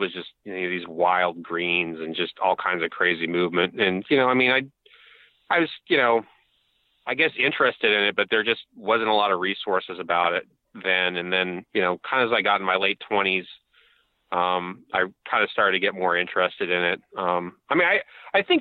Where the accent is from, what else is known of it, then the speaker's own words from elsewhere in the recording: Northern California, United States; I grew up in Northern California